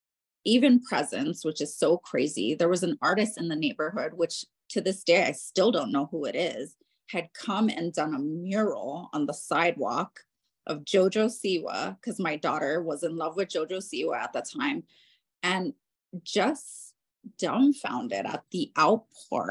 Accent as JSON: {"language": "English", "town": "Honolulu", "region": "Hawaii", "country": "United States", "tie": "born or raised there", "moved": "yes", "lives_now": "Central Park, Denver, United States", "said": "I'm originally from Honolulu, Hawaii, and the culture there is very different"}